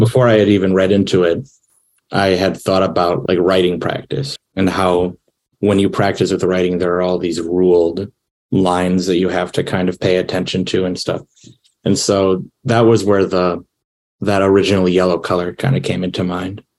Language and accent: English; Wisconsin, United States; I'm from Wisconsin